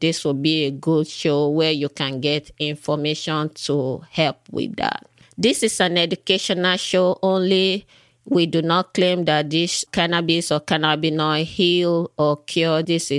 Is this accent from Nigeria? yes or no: yes; Nigeria; I was born in Africa, in Nigeria. And while I was a little girl growing up, then whenever we have fever or we are sick, whatever the issue is, my parents would go to the back of our house.